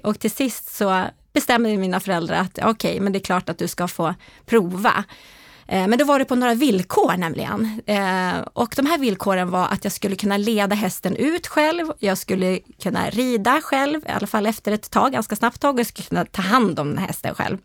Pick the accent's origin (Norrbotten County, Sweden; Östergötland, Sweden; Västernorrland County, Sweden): Västernorrland County, Sweden; Härnösand; also born or lived in Ånge; Norrlandstjej. Precis som du säger eh, är jag född i Ånge men jag är faktiskt uppväxt i Härnösand.